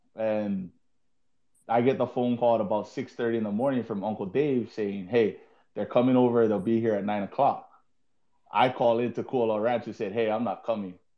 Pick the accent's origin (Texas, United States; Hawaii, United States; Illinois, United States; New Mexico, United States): Hawaii, United States; moved away as an adult; also born or lived in Colorado; now in Japan; we're from Hawaii